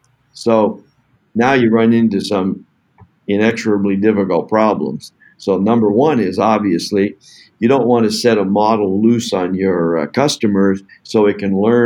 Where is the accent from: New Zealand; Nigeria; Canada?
Canada; I'm from Canada